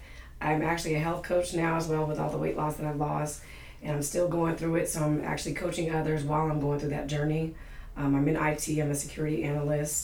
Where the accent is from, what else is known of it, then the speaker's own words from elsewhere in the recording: California, United States; now in North Carolina, United States; I'm originally from California